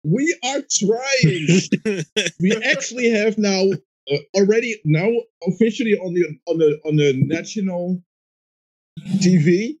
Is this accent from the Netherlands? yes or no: yes; Netherlands; The Netherlands.